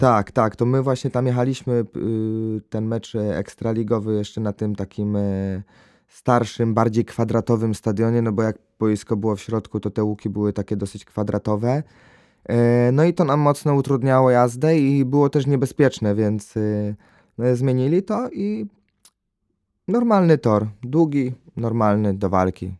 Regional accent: Greater Poland, Poland; jestem z Wielkopolski

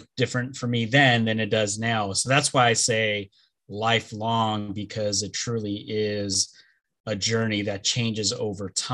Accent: Los Angeles, California, United States; first language Spanish; English is a second language; I am originally from Los Angeles, born and raised, and that's where I live now.

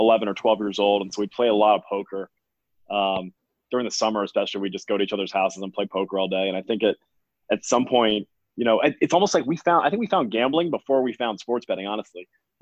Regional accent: Fort Lauderdale, Florida, United States; I grew up in Fort Lauderdale, Florida

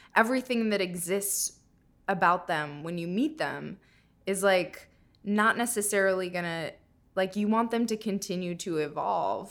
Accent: Minnesota, United States; moved away; I'm from Minnesota

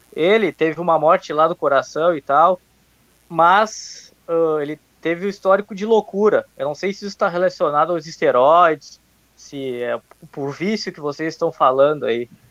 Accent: Rio Grande do Sul, Brazil; eu sou aqui do Grande do Sul.

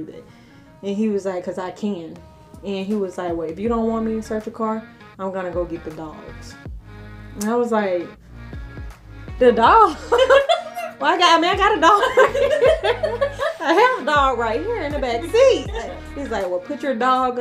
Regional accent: Montgomery, Alabama, United States; moved away as an adult; now in Metro Atlanta, United States; born and raised in Montgomery, Alabama

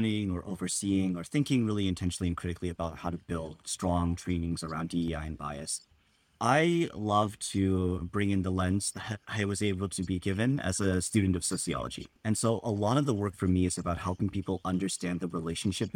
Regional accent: Southern California, United States; Really proud to have grown up in Southern California

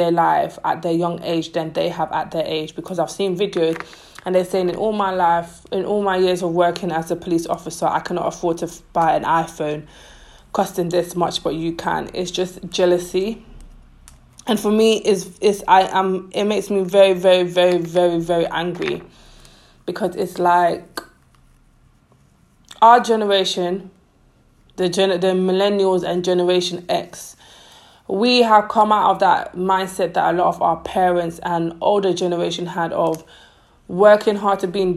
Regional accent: London, United Kingdom; Growing up in London, like I'm 25, growing up in London, being African wasn't cool.

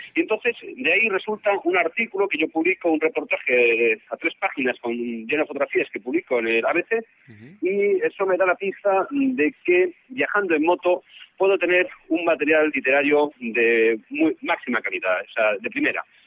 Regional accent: Spain; soy español

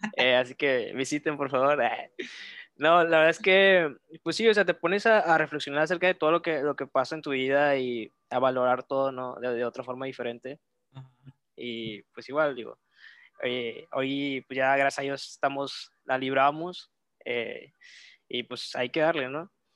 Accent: Reynosa, Tamaulipas, Mexico; also born or lived in Monterrey; yo soy de, de Reynosa, Tamaulipas

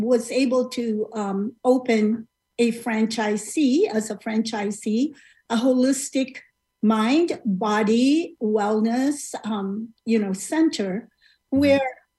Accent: Philippines; moved away as an adult; now in United States; I immigrated from the Philippines, you know, like many of my other countrymen

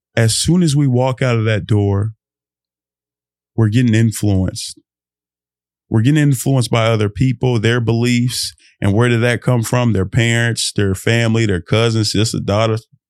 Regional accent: Fort Worth, Texas, United States; I'm Nigerian, born in America, but being a Nigeria, Nigerian in America

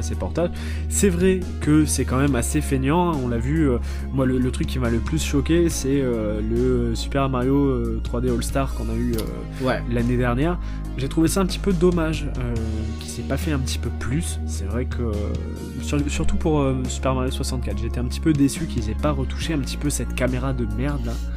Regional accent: the South-West, south-west France, France; moved away; j'ai grandi dans le Sud-Ouest. Les premières années de ma vie, je les ai passées dans le Sud-Ouest

